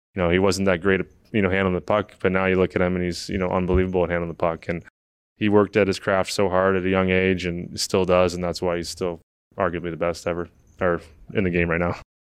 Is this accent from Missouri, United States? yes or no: yes; St. Louis, Missouri, United States; moved away; growing up in Saint Louis back then